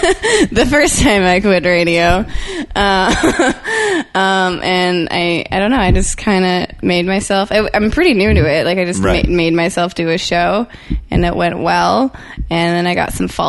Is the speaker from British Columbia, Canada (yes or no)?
yes; Langley, British Columbia, Canada; growing up in Langley